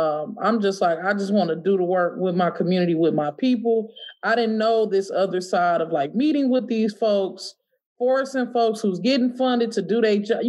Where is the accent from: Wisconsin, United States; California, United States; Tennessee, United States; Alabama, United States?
Wisconsin, United States; Milwaukee; one of the three kids that was born in Milwaukee.